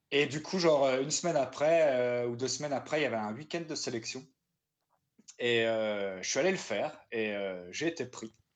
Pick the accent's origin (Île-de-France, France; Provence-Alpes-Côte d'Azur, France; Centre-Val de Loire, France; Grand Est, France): Grand Est, France; Saint-Louis; now in Strasbourg, France; j'avais commencé le théâtre dans, dans, ma ville natale à Saint-Louis, en Alsace, quand j'avais 9 ans